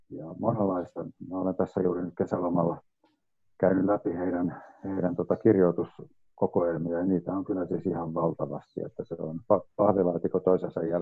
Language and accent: Finnish; Valkeakoski, Pirkanmaa, Finland; moved away as an adult; also born or lived in London; kotikaupunkini niin Valkeakosken Sanomien kesätoimittajana